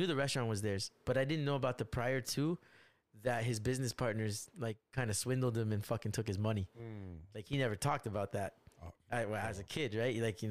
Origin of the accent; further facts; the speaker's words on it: United States; I grew up American, but I'm also Chinese. I come home to Chinese parents